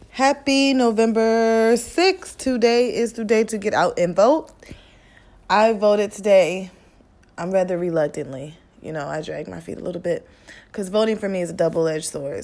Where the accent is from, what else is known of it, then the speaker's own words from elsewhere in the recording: Midwest, United States; I'm from the Midwest.